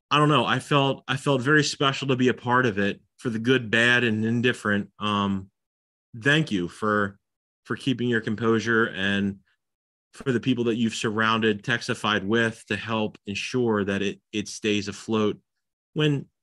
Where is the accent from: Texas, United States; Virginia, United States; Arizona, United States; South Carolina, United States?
Texas, United States; That's what my profile name on all the internet sites says. I'm from Texas.